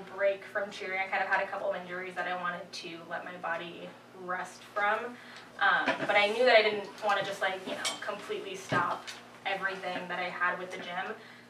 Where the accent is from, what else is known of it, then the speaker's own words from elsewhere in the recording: Poughkeepsie, New York, United States; So I'm from Poughkeepsie, New York.